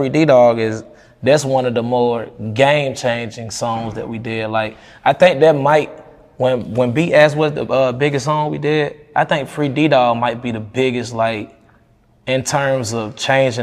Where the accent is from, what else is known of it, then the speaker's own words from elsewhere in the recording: Shiloh, Georgia, United States; Everybody from my hometown, you know, they so proud of me